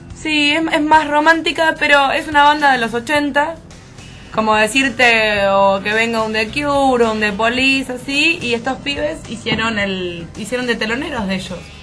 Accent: Buenos Aires, Argentina; Yo soy de Parque Patricio

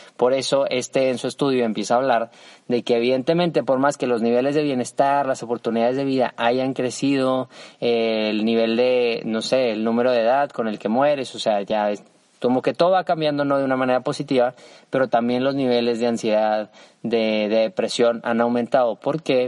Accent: Mexico; soy mexicano, pues es que tengo un deber con mi nación

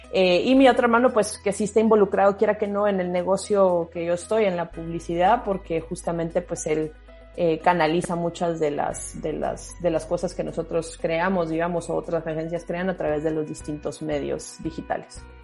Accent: Guatemala; moved away as an adult; also born or lived in Peru / Costa Rica / Mexico; de, Guatemala salgo a Perú y luego de Perú a Costa Rica. En México estuve brevemente eh, antes de volver a Guatemala

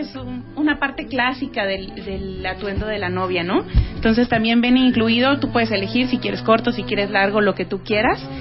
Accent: Mexico; somos dos diseñadoras mexicanas

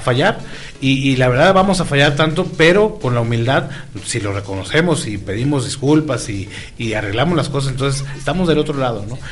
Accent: Tijuana, Baja California, Mexico; moved away; yo soy de Tijuana, Baja California

